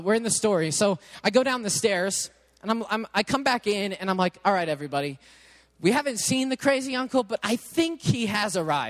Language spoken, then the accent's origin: English; England, United Kingdom; obviously, I'm English, they're Italian. I know I can't speak their language.